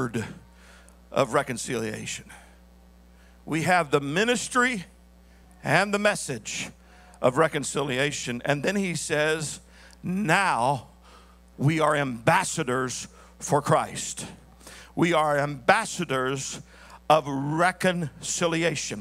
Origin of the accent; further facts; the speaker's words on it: the South, United States; I was raised in the South